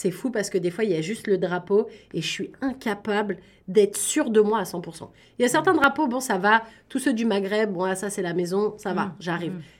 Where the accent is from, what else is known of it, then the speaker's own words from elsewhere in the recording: Rufisque, Dakar, Senegal; Je vais, je, je suis de Rufisque. Rufisque, c'est un quartier de Dakar.